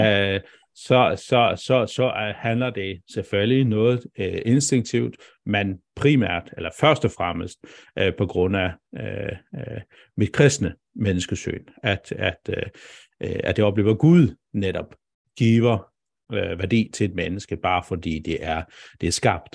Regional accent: Faroe Islands; now in Denmark; nu var jeg så ret ung, da jeg flyttede fra færgerne, men, men, men jeg er færing

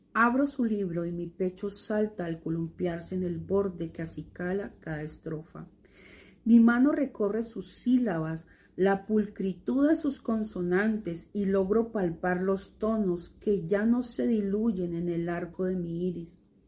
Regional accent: Buenaventura, Valle del Cauca, Colombia; now in Cali, Colombia; en Buenaventura, donde yo nací

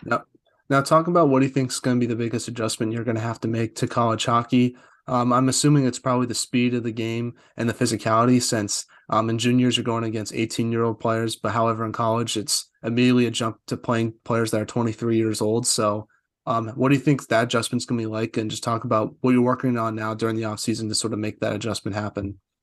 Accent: United States; I'm from the U S

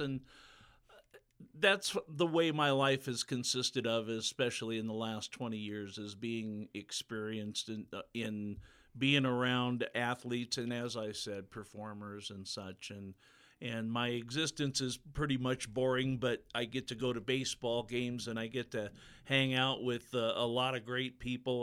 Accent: Pacific Northwest, United States; moved away as an adult; now in Butte, United States; born and raised in the Pacific Northwest, lived most of my life there and around it.

